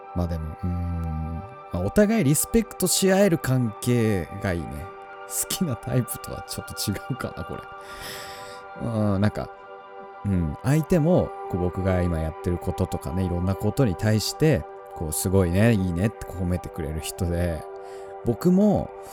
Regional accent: Tohoku, Japan; 僕は東北 の生まれですね。うん、まあ、田舎、うん、ただなんか田んぼとか畑がいっぱいあるっていうわけじゃないんだけど、本当に周りに何もない。まあ、田んぼもあったかな。あったけど、なんかまあ、本当に遊ぶ場所が公園ぐらいしかないような場所で育ったんですよ

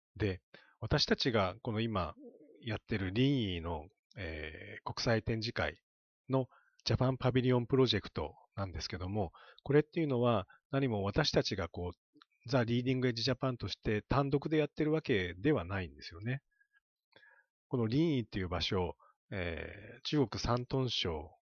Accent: Kyushu, Japan; 私、まあ、九州出身

